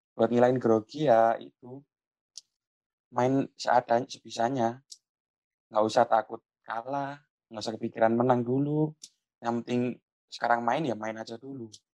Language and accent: Indonesian; Lamongan, East Java, Indonesia; Saya berasal dari Lamongan